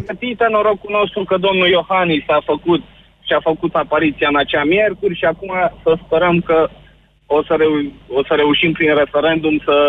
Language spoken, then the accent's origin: Romanian; Brașov, Brașov County, Romania; sunt din Brașov